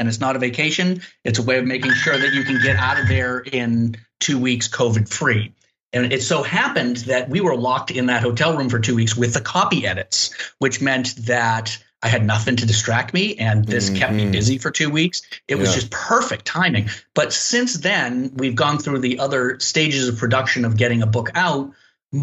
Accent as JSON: {"language": "English", "town": "Nahant", "region": "Massachusetts", "country": "United States", "said": "I come from Nahant, Massachusetts, which is a tiny little fishing town off the coast of Lynn."}